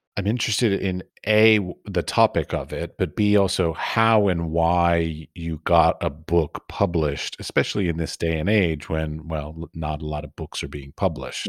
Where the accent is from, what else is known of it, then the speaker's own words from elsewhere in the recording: Washington, District of Columbia, United States; I was born and raised in Washington, D C